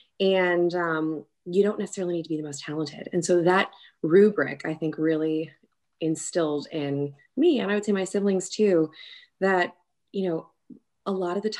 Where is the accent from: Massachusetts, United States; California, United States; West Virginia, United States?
California, United States; Long Beach; moved away as an adult; also born or lived in New York City, New York; now in Birmingham, United States; I hail from a town called Long Beach, so kind of on the cusp of LA and Orange County. I grew up there